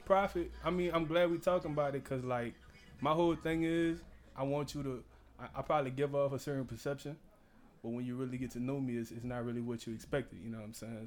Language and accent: English; New Orleans, Louisiana, United States; I'm from New Orleans